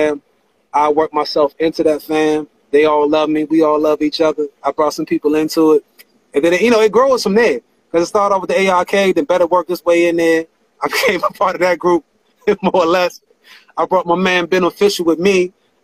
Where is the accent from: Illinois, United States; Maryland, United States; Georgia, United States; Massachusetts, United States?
Maryland, United States; Chillum; I grew up in the Chillum area off of Michigan Avenue out northeast